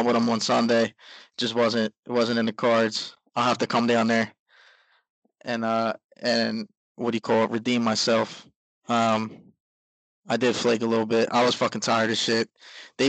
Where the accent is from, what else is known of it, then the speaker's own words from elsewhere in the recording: Philadelphia, Pennsylvania, United States; I'm from Philly